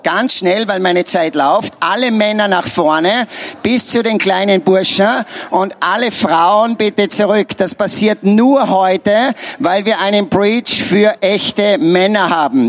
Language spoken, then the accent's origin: German; Salzburg, Austria; Ich bin ein Salzburger